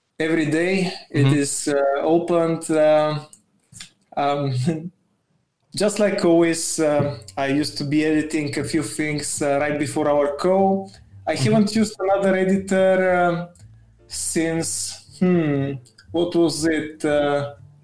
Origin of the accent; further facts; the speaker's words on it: Bulgaria; I'm from Bulgaria